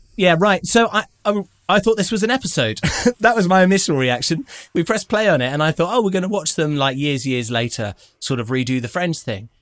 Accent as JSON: {"language": "English", "country": "United Kingdom", "said": "as a British person"}